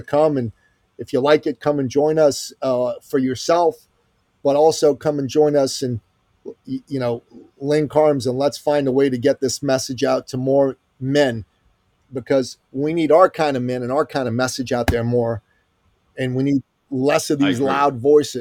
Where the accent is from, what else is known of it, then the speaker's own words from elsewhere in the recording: Iran; I'm from Iran